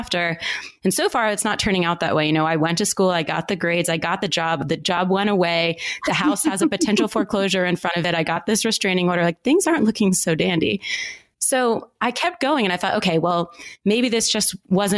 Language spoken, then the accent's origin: English; United States; moved away as an adult; also born or lived in Philadelphia, Pennsylvania / Baltimore, Maryland / Atlanta, Georgia; I grew up in the Northeast in Philadelphia and Baltimore